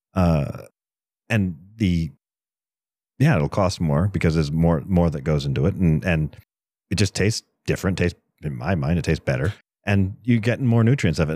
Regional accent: East Coast, United States; now in Colorado, United States; I grew up on the East Coast

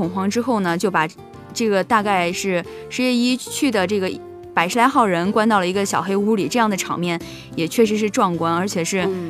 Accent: China; 当然，作为我们一个中国人来说，肯定是更多的。

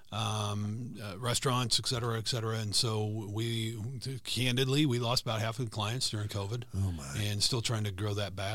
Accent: Lyons, Kansas, United States; born or raised there; also born or lived in Enid, Oklahoma / Nebraska

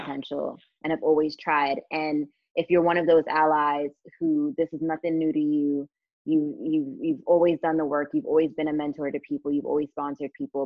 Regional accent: United States; now in London, United Kingdom; as an American

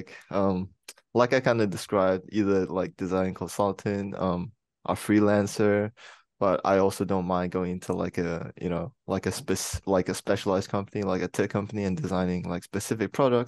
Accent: Fiji; moved away as an adult; now in Brisbane, Australia; I'm from Fiji. I came to uni to QUT 3 years ago just to do industrial design

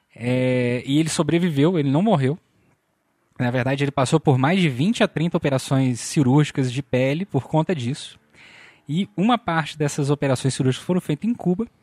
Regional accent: Volta Redonda, Rio de Janeiro, Brazil; sou de Volta Redonda

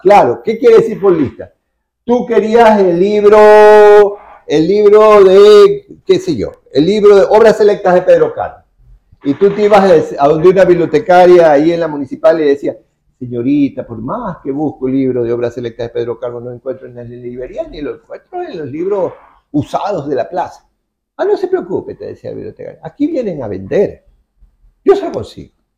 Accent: Guayaquil, Guayas, Ecuador

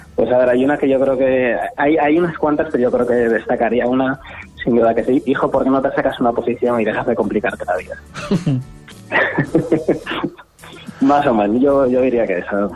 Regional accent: Asturias, Spain; moved away as an adult; also born or lived in Granada / Madrid / London / Gibraltar; now in Canary Islands, Spain; Nací en Granada, eh, luego viví todo día en Asturias

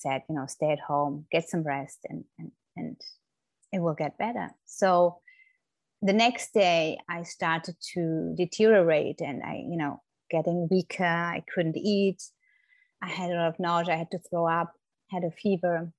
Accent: Germany; moved away as an adult; now in Florida, United States; I'm originally from Germany, but have been living in the States for nearly 10 years now with my family in Florida.

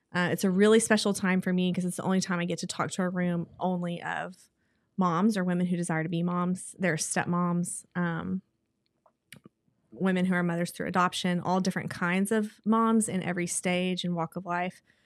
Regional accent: Texas, United States; moved away as an adult; now in Oklahoma City, United States; We're both from Texas

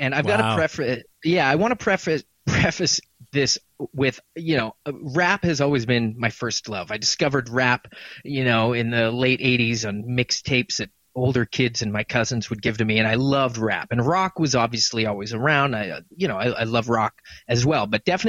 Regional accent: Halifax, Nova Scotia, Canada; I've born in Halifax, grew up, basically came into – the 90s, I was becoming a teenager in the in Halifax in the 90s.

